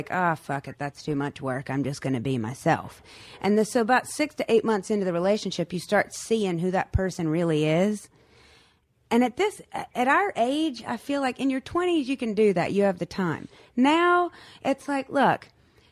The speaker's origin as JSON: {"language": "English", "region": "North Carolina", "country": "United States", "said": "I'm come from North Carolina where basketball is a religion."}